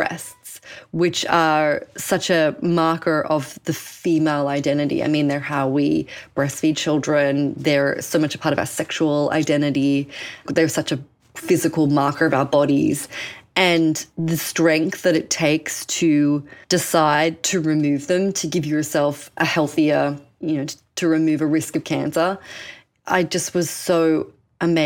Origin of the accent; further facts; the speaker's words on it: Sydney, New South Wales, Australia; moved away as an adult; now in New York, United States; I jettisoned myself from Sydney, Australia, I'm Australian, spoiler alert, to New York and really built up my life here